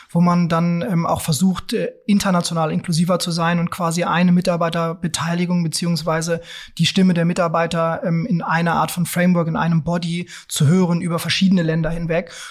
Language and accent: German; Lower Saxony, Germany; wir kommen ja beide aus Niedersachsen, du aus einer großen Stadt dort, Hannover, okay. ne? ich aus einer ganz, ganz kleinen Stadt ähm, beziehungsweise in einem, in einem kleinen Dorf ähm, bei Peine.